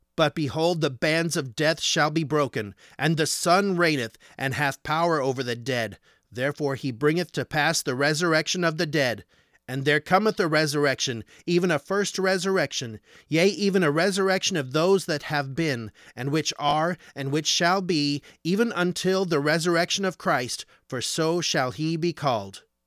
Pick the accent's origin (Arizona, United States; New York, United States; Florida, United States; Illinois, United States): Arizona, United States; I'm from Arizona.